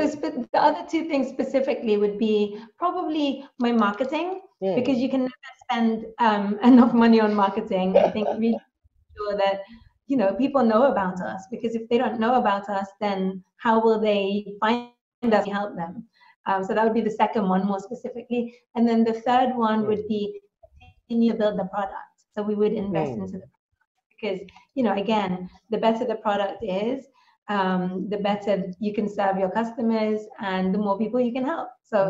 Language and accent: English; Philippines; also born or lived in United Kingdom; So I am from the Philippines. I was born in the Philippines. My parents are Filipino and British.